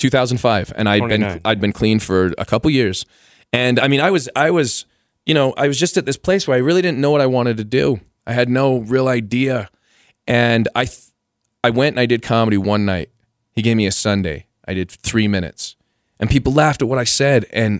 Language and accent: English; Costa Rica; born there; I was born in Costa Rica, so I had Latin blood